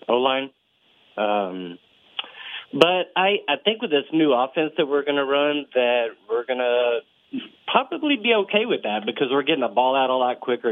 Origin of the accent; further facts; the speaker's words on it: Texas, United States; also born or lived in Austin, Texas; I'm from Texas.